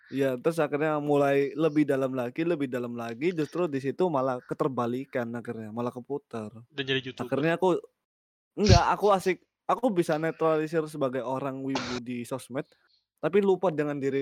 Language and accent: Indonesian; Surabaya, East Java, Indonesia; kita orang Jawa ya maksudku anak-anak Surabaya Sidoarjo ya